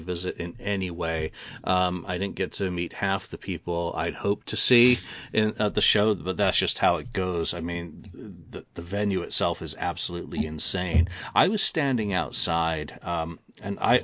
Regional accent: England, United Kingdom; I'm a boy from England.

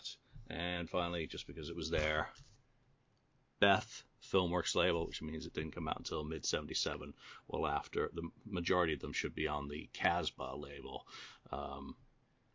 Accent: England, United Kingdom; as an Englishman

